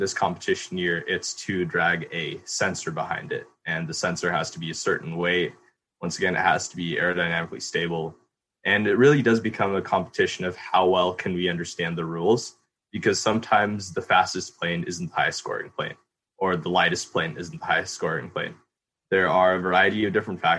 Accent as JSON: {"language": "English", "town": "Moscow", "region": "Idaho", "country": "United States", "moved": "as an adult", "lives_now": "Los Angeles, United States", "said": "I'm originally from Moscow, Idaho"}